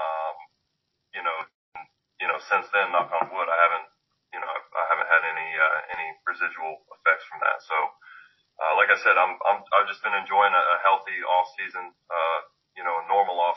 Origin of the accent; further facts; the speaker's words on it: the South, United States; growing up in the South